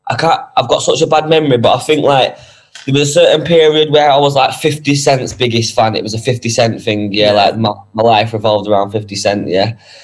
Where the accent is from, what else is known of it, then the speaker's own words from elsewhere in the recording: Manchester, North West England, United Kingdom; Yeah, I'm from Moston, New Moston. I was born in Moston.